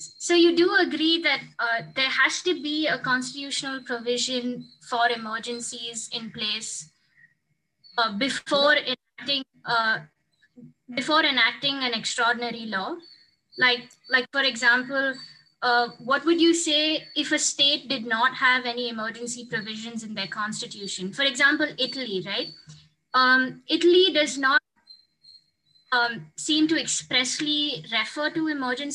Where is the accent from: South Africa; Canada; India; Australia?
India; I'm from India, so it's noon right now.